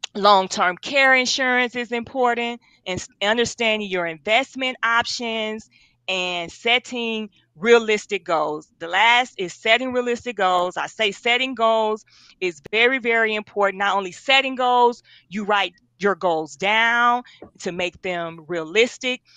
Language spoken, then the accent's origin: English; Milwaukee, Wisconsin, United States; moved away as an adult; also born or lived in Atlanta; I'm from Milwaukee, Wisconsin. Um, born and raised. I stayed in Atlanta for uh, about 15 years, but I'm back in Milwaukee now.